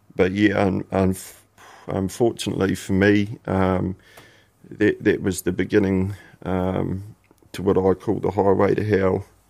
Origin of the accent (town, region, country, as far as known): Christchurch, Canterbury, New Zealand; born or raised there; also born or lived in Invercargill, New Zealand